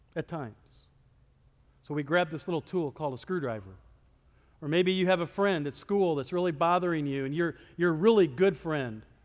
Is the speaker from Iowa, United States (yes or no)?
yes; Iowa, United States; moved away; I'm from Iowa